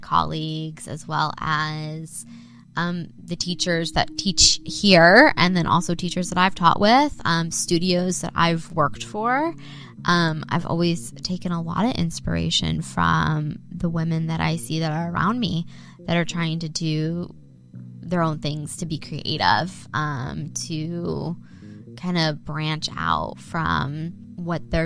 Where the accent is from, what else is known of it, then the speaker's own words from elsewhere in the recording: Ohio, United States; moved away as an adult; also born or lived in Indiana; now in Dallas, United States; I am raised in Ohio, not born. I'm born in Indiana